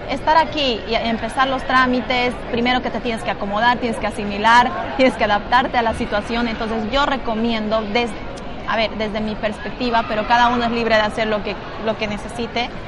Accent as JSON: {"language": "Spanish", "country": "Bolivia", "moved": "as an adult", "lives_now": "Madrid, Spain", "said": "soy de Bolivia. Les mando mucha fuerza a las personas que estén en Madrid y también a las personas que quieran integrarse acá, a este país tan hermoso que es España. Yo vine hace seis meses aproximadamente"}